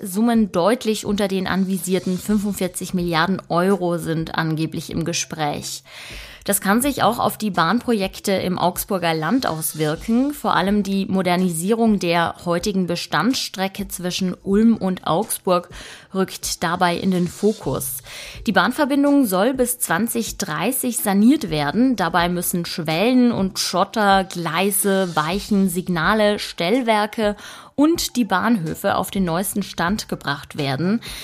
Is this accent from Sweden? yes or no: no; Italy; now in Germany; Ich komme ja selbst aus Italien